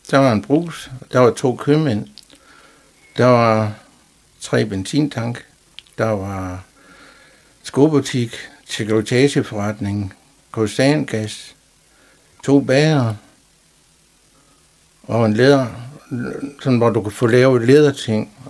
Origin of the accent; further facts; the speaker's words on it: Jerup, North Denmark Region, Denmark; Ja, jeg er født i Jerup i 1959.